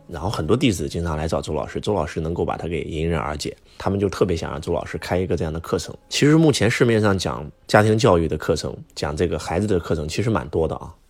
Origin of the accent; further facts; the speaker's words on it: China; 我们中国人